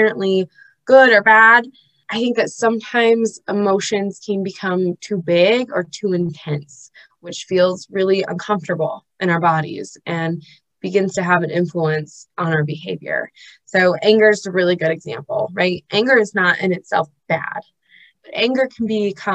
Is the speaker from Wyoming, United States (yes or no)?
no; Los Angeles, California, United States; now in Utah, United States; I'm originally from Los Angeles